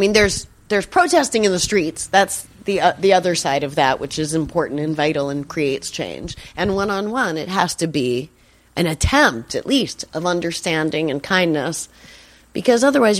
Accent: Boston, Massachusetts, United States; I say gay. I'm from Boston. I say gay.

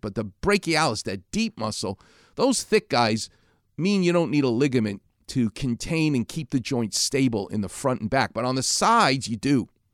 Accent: New York City, New York, United States; I'm from Far Rockaway

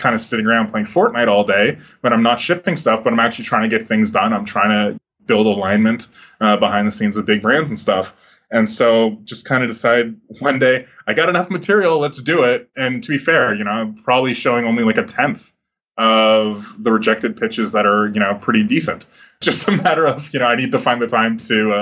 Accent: Toronto, Ontario, Canada; I grew up in Toronto

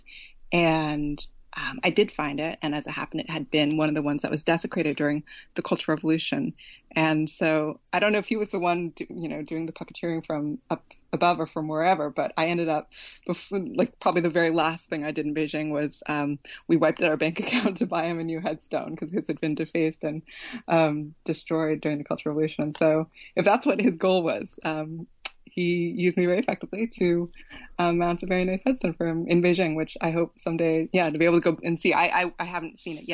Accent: Oakland, California, United States; moved away as an adult; also born or lived in Berkeley, California; I was born in Berkeley, but raised in Oakland.

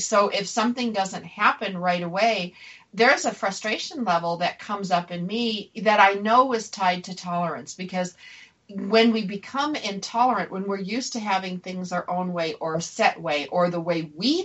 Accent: Buffalo, New York, United States; I grew up in Buffalo, a little small town

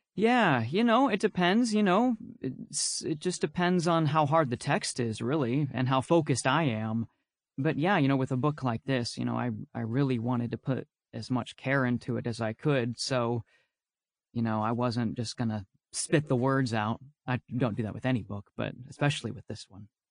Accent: Texas, United States; I'm from Texas

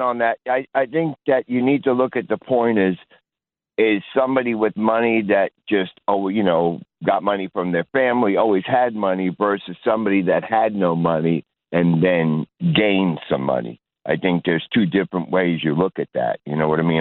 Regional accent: New York City, New York, United States; moved away as an adult; also born or lived in Midwest; I grew up in New York City. I grew up in the projects

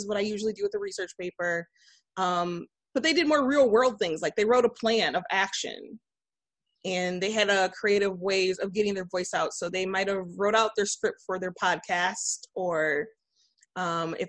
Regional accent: Flint, Michigan, United States; I am from Flint, Michigan. I'm a resident there. I teach at Carmen Ainsworth High School, which is located outside of the city, but we are a school of choice. So we have a number of students who live within the city of Flint. That's my alma mater

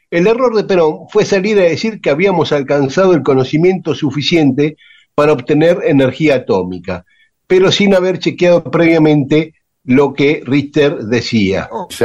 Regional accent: Córdoba, Argentina; now in Villaguay, Argentina; Soy un cordobés de paso por Villa Guay, que estoy haciendo una obra de teatro sobre Pancho Ramírez, López y Bustos.

